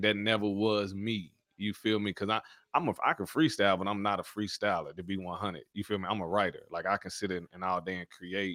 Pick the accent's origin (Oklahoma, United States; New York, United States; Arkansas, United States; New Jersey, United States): Arkansas, United States; North Little Rock; also born or lived in Louisiana; so I was born in Louisiana. but raised in Arkansas